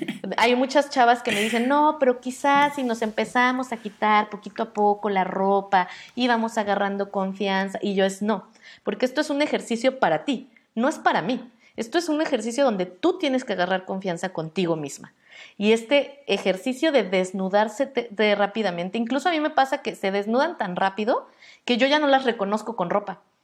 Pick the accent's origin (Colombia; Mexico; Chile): Mexico; Nosotras, las mujeres mexicanas, por más blancas que seamos en nuestro contexto